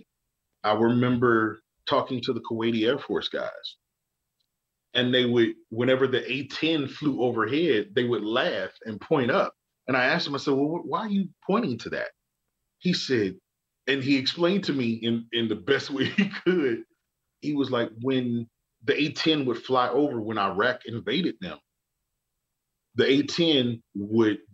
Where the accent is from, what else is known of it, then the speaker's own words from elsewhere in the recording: Birmingham, Alabama, United States; growing up in the South